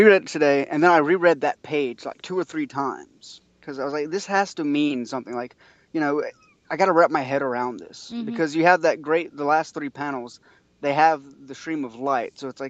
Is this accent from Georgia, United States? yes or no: yes; Atlanta, Georgia, United States; I am from Atlanta, Georgia.